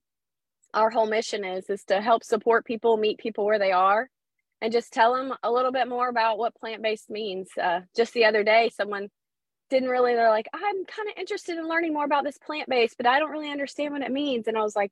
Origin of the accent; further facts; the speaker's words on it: Pensacola, Florida, United States; I'm from Pensacola, Florida